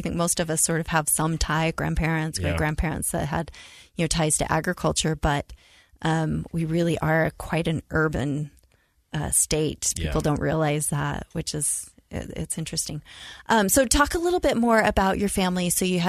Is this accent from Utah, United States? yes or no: yes; Mount Pleasant, Utah, United States; growing up in Mount Pleasant, I actually was outside of Mount Pleasant on a farm